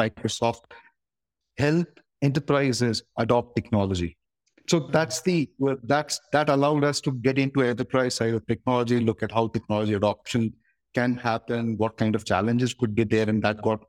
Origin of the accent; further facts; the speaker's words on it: Udaipur, Rajasthan, India; moved away as an adult; also born or lived in Bangalore / Mumbai; my hometown, that's in Udaipur in Rajasthan